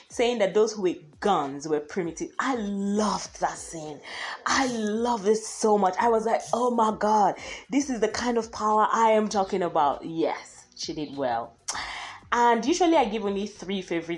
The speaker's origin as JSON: {"language": "English", "country": "Nigeria", "said": "I am Nigerian"}